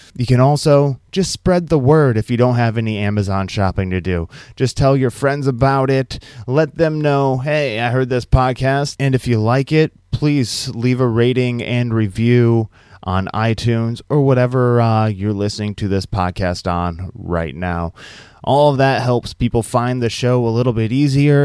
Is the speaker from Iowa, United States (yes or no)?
yes; Iowa, United States; I'm from Iowa.